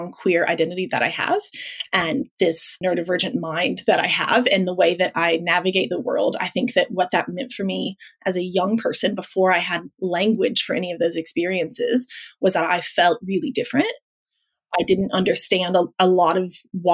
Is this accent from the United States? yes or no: yes; Midwest, United States; moved away as an adult; now in Melbourne, Australia; in the States, I spent the first 20 so years of my life in the Midwest.